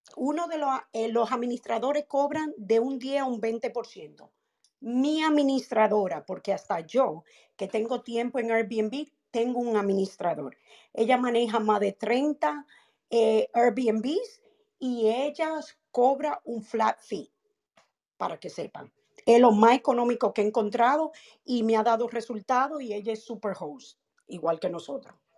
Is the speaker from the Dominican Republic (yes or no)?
yes; Dominican Republic; en mi país, República Dominicana